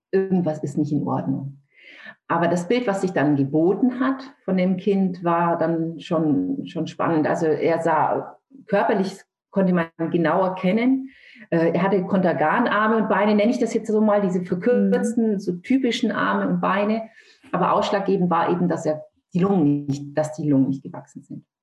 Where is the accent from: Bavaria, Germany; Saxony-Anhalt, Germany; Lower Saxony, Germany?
Bavaria, Germany; Nuremberg; ich komme aus Nürnberg, lebe aber mhm. jetzt hier in Niedersachsen.